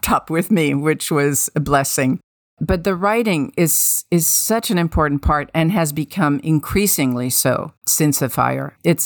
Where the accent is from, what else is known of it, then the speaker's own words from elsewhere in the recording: Tunisia; moved away; also born or lived in Paris, France; I grew up in North Africa, in Tunisia, but we lived in Paris for a couple of years from 5 to 7